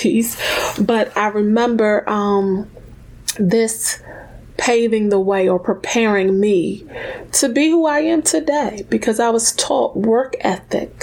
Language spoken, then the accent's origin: English; Washington, District of Columbia, United States; I was born in Washington, D.C., grew up in the DMV area